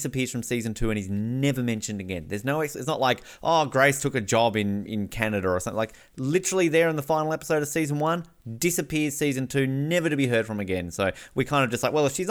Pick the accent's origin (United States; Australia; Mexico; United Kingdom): Australia; accent: Australian; As an Australian who often gets his accent mocked